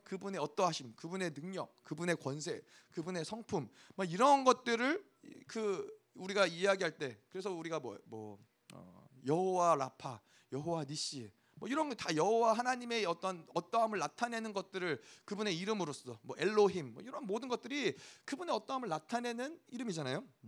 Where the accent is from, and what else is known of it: South Korea